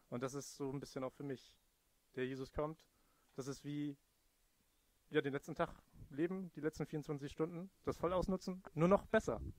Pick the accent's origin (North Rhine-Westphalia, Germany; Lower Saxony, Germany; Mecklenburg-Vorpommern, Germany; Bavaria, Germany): Lower Saxony, Germany; Also in Ostfriesland, wo ich herkomme, da sind die Wege immer bedeutend weiter gewesen.